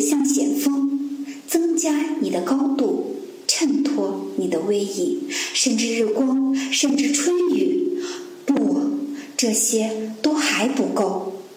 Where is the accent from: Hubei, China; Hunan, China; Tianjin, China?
Hubei, China; Huanggang; now in Guangzhou, China; 来自现代诗人文英多的故里，湖北黄冈